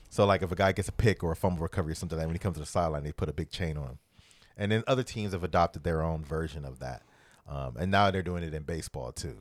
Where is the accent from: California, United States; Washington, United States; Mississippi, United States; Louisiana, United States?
Louisiana, United States; New Orleans; I'm from New Orleans